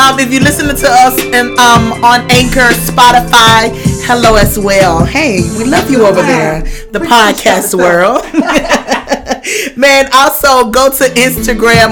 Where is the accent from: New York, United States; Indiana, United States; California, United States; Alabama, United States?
Alabama, United States; Tuscaloosa; Me and Miss Robin, we just some girls from Tuscaloosa. We're from girls from Tuscaloosa